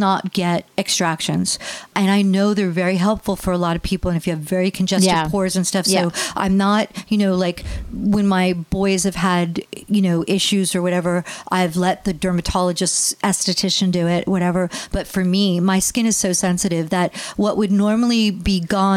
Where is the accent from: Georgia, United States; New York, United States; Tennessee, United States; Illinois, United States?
New York, United States; also born or lived in New Jersey; now in California, United States; I grew up on the East Coast in New York